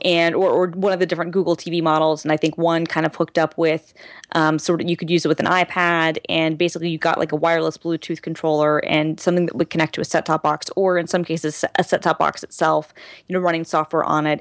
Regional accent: Lawrenceville, United States; I'm from Lawrenceville

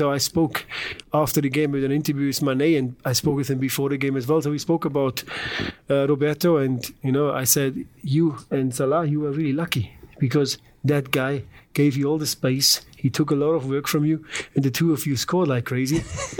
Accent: Germany; moved away as an adult; also born or lived in Düsseldorf; now in St. Louis, United States; I'm from Germany

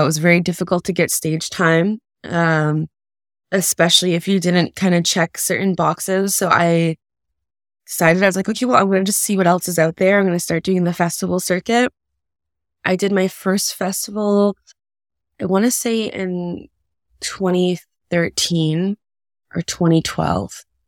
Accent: Kahnawake, Quebec, Canada; also born or lived in United States; I was born in the States, but I was raised in Ganawage, which is a Mohawk reserve just outside of Montreal

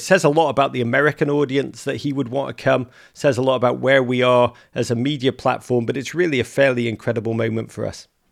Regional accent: England, United Kingdom; now in United States; I'm English

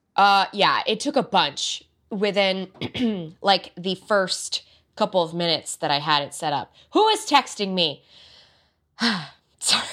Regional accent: United States; I'm American born

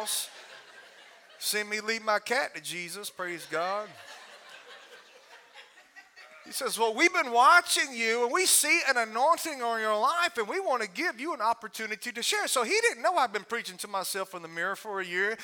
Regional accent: Alabama, United States; I'm from Alabama

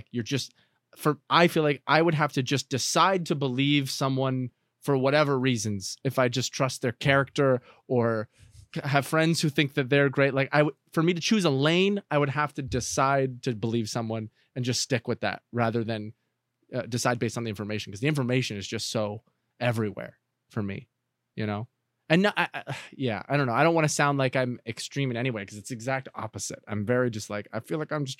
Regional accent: Canada; now in Los Angeles, United States; If I had grown up and stayed in Canada versus being here

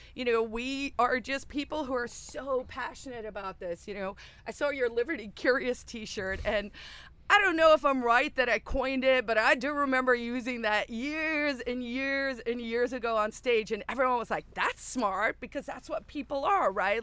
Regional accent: South Africa; moved away as an adult; also born or lived in Silicon Valley / New York City; now in New Hampshire, United States; my origin story is I grew up in South Africa, so under apartheid

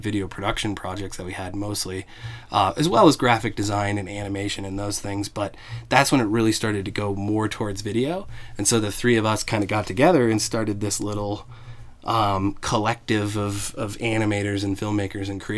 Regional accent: Evergreen, Colorado, United States; also born or lived in Boulder / Denver; I grew up in Evergreen, Colorado

